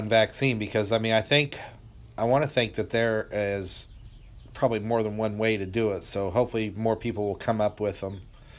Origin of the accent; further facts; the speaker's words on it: Lafayette, Indiana, United States; moved away; my hometown, Lafayette